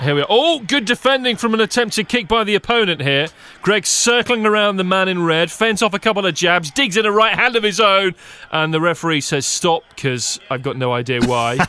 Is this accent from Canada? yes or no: no; United Kingdom; now in United States; As a Brit as I am, in the U S